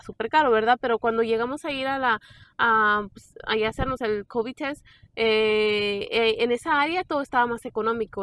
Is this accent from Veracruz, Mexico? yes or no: no; San Miguel de Allende, Guanajuato, Mexico; now in Raleigh, United States; nosotros somos de San Miguel Allende